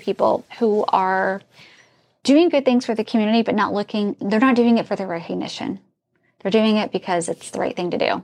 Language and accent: English; Terre Haute, Indiana, United States; moved away; I grew up in Indi, uh, Terre Haute, Indiana.